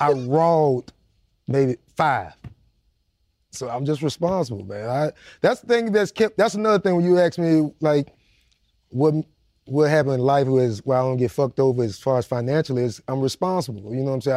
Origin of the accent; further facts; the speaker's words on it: Jacksonville, Florida, United States; I was straight out the worst part of Jacksonville